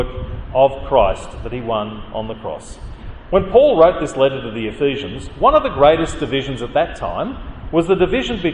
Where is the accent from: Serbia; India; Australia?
Australia; also born or lived in Canada; I came to Australia as a migrant